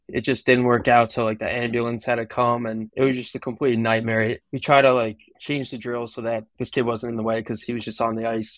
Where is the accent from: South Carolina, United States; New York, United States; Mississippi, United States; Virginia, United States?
New York, United States; Long Island; I'm from Long Island